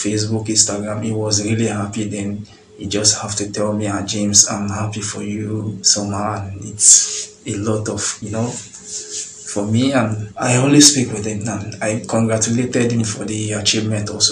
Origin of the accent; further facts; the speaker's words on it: Lagos, Nigeria; moved away as an adult; also born or lived in Agege / Surulere; now in Gabala, Azerbaijan; I was born in Mushin. Grew up in Mushin, and although I lived in Agege also, I lived in Agege. Later, my family, they packed to Surulere